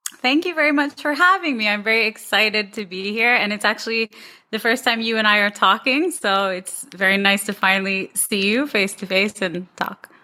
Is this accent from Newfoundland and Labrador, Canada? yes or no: no; Toronto, Ontario, Canada; moved away as an adult; now in Dubai, United Arab Emirates; I'm from Toronto. I was born and raised there